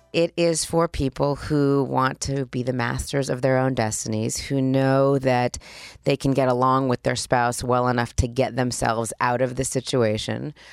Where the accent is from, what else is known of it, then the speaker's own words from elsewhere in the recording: Los Angeles, California, United States; also born or lived in Spain / Australia / Switzerland; I grew up here. I went to Beverly Hills High School. I grew up right here